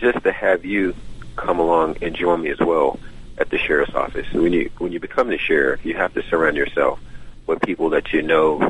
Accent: DeKalb County, Georgia, United States; also born or lived in Atlanta, Georgia; I'm a product of Georgia. I was born and raised at Grady Memorial Hospital, and my mom moved to DeKalb County back when I was 8 from Atlanta, from Fulton County, and I've been born and raised in DeKalb County ever since. I'm now 48 years old

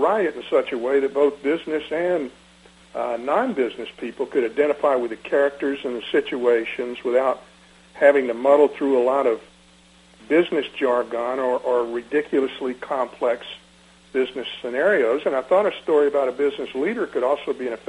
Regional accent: Decatur, Georgia, United States; I was raised in Decatur

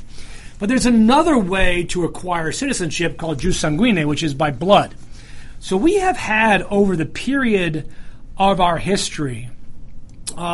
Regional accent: Dominican Republic; now in United States; I was born in the Dominican Republic.

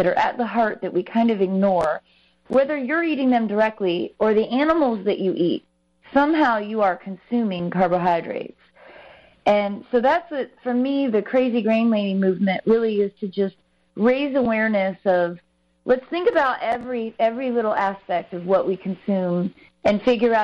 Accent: Midwest, United States; now in North Carolina, United States; I'm from the Midwest originally

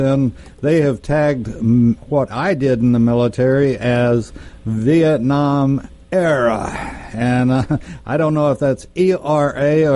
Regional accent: Texas, United States; as a Texan

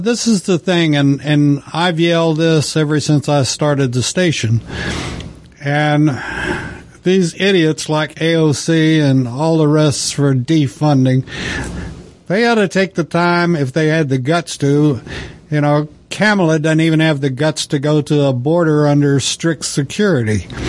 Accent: the West, United States; I grew up in the West and knew a lot of cowboys and considered myself one for a while.

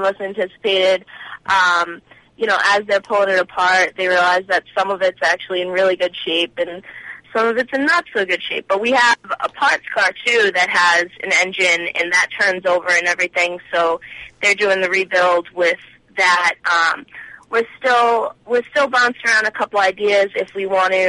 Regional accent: Lowell, Massachusetts, United States; My hometown is Lowell, Massachusetts

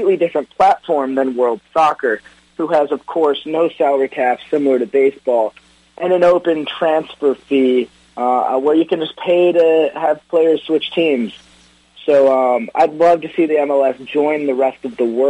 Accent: Detroit, Michigan, United States; born or raised there

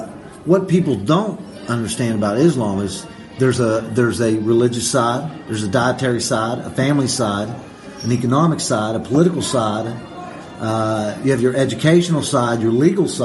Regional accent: United States; I can't even, as an American, I haven't been through anything.

